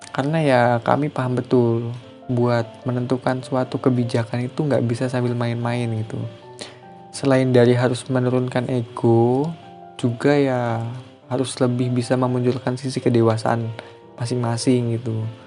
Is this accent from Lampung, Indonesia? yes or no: yes; Lampung, Indonesia; moved away as an adult; Saya memang dari Lampung, asal saya dari Lampung